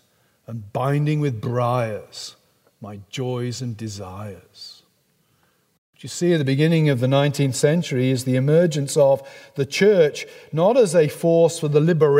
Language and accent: English; England, United Kingdom; accent: English; somebody like me with a beautiful English accent